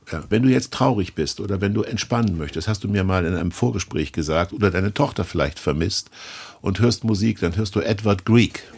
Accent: Kassel, Hesse, Germany; ich bin in Kassel groß geworden

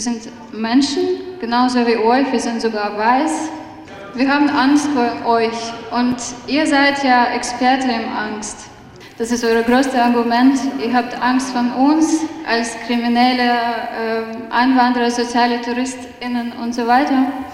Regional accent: Ukraine; German is a second language; moved away as an adult; now in Germany; weil ich eine Ukrainerin bin

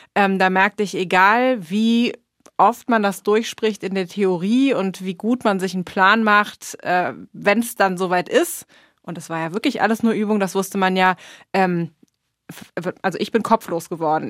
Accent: Germany; now in United States; für uns als Deutsche

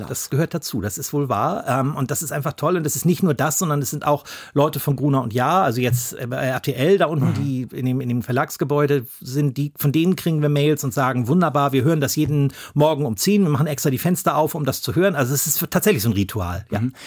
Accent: Hamburg, Germany; wo ich groß geworden bin im Norden Hamburgs

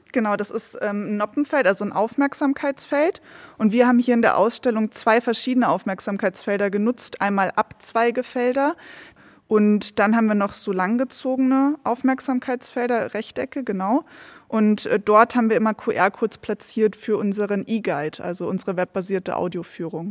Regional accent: Bavaria, Germany; moved away as an adult; also born or lived in Regensburg / Edinburgh, Scotland / Scottish Highlands; Ich bin ja eigentlich Bayerin, sozusagen hier hochgewandert

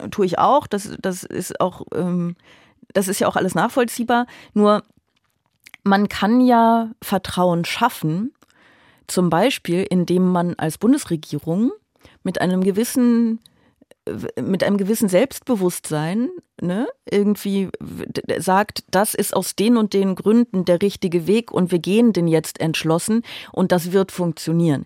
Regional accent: Aachen, North Rhine-Westphalia, Germany; now in Berlin, Germany; Ich bin ja auch viel näher an meiner Heimat als normalerweise in Berlin, weil ich ja eigentlich aus Aachen komme

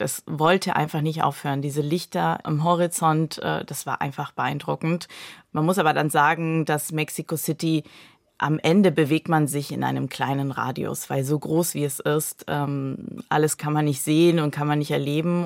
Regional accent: Peru; first language Spanish; German is a second language; moved away; also born or lived in Germany; weil ich aus, äh, Südamerika komme. Ähm, ich bin halbdeutsch, halb peruanisch und, äh, Spanisch ist meine Muttersprache

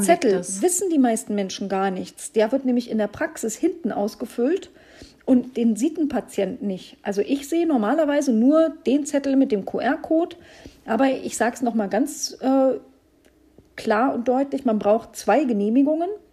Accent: Brandenburg, Germany; moved away as an adult; also born or lived in Hesse; Also ich bin ja Brandenburgerin

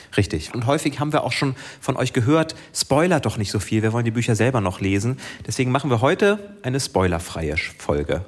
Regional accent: Schleswig-Holstein, Germany; Mein Heimatdorf

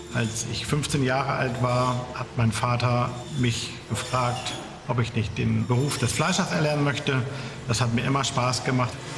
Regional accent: Scheeßel, Lower Saxony, Germany; ich komme aus Schesel, davon Ortsteil Sote

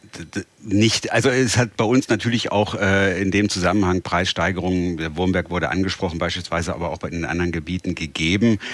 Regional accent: Northern Germany, Germany; für uns als Norddeutsche

